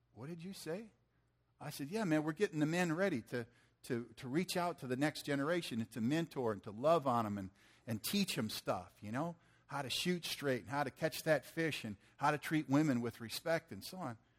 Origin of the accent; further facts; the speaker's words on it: Michigan, United States; I'm from Michigan